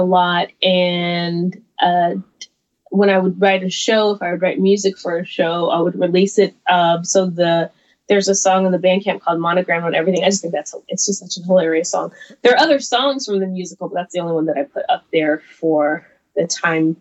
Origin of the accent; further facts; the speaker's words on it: the South, United States; I'm from the South, and so it's very Southern